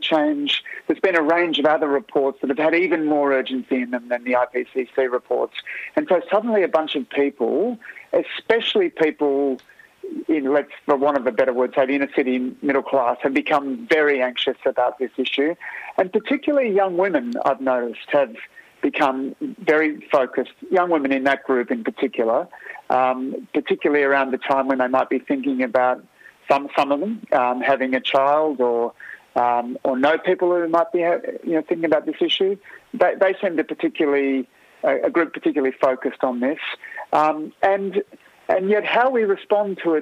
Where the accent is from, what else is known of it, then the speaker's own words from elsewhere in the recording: Australia; as an Australian